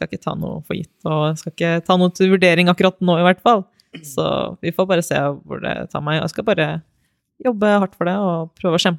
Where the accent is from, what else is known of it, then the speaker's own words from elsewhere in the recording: Elverum, Innlandet, Norway; jeg er jo fra Elverum, som er neste, nesten ved siden av Hamar.